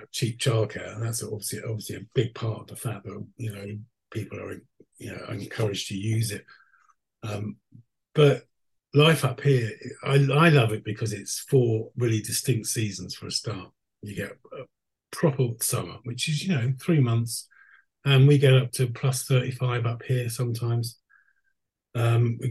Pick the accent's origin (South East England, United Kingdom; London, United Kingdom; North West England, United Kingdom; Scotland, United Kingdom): London, United Kingdom; moved away as an adult; now in Skellefteå, Sweden; I lived there till I was 45. I'm a Londoner born and bred.